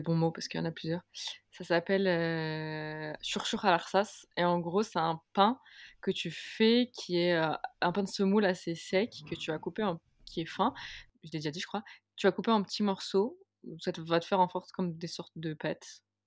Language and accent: French; Algeria; je suis algérienne